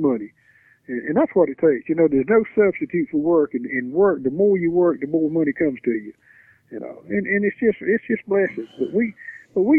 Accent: the South, United States; We're from the South. You know, the South people are friendly people

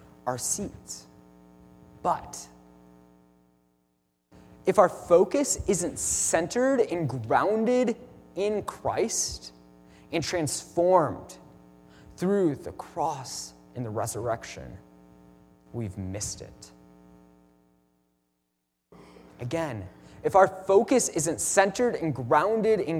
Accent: Midwest, United States; I'm from the Midwest

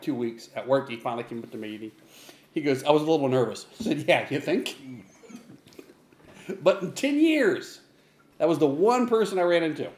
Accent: Ohio, United States; moved away as an adult; now in Texas, United States; I was from Ohio.

